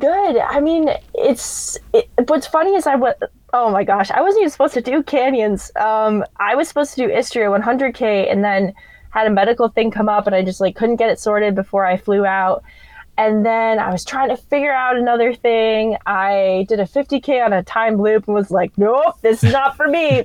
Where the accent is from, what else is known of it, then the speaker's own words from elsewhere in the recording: Vermont, United States; moved away as an adult; also born or lived in Hawaii / Italy / Florida; now in San Diego, United States; I grew up in Vermont, and then actually moved to Hawaii for a teaching job for three years.